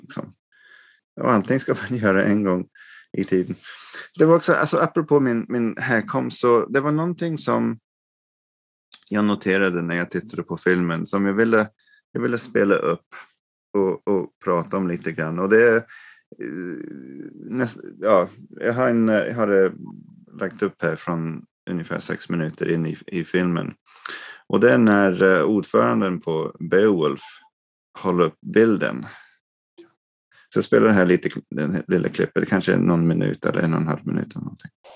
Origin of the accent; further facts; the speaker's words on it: England, United Kingdom; moved away; jag växte upp som, liksom, i England, liksom, medelklassfamiljen